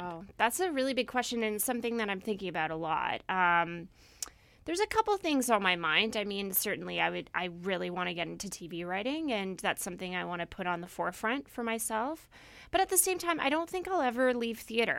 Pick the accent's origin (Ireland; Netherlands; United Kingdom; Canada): Canada; Victoria, British Columbia; moved away as an adult; also born or lived in Toronto / Vancouver / Syracuse, New York; I actually grew up in Victoria, and I'm from the island